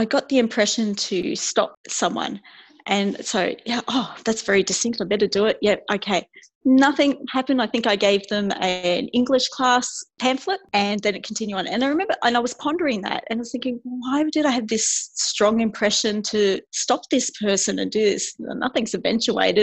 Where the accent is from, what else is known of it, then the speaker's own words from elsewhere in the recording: Queensland, Australia; also born or lived in Gosnells, Western Australia; my parents were actually moved to Queensland just before I was born.